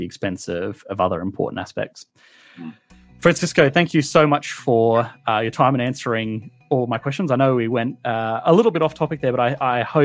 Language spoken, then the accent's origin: English; Australia; I'm Australian, and I've always worked and sort of lived in Australia